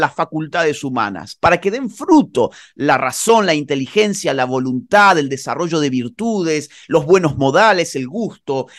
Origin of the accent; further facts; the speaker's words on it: Córdoba, Argentina; moved away as an adult; now in Spain; Yo soy oriundo de Córdoba, Argentina, pero vivo, vivo la mayor parte del año en España